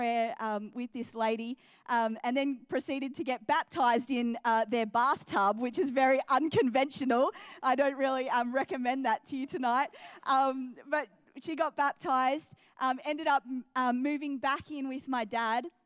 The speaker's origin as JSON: {"language": "English", "country": "New Zealand", "tie": "born or raised there", "also_born_or_lived": "England / Adelaide, Australia / Geelong, Australia", "moved": "yes", "lives_now": "Australia", "said": "So born into a Muslim family, and we moved to New Zealand when I was 2 years old, and so grew up in New Zealand."}